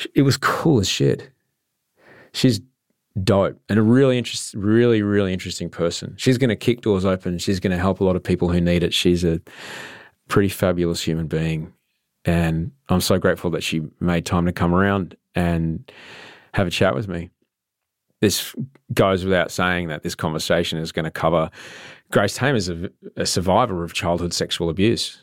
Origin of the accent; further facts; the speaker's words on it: Queensland, Australia; I grew up in Queensland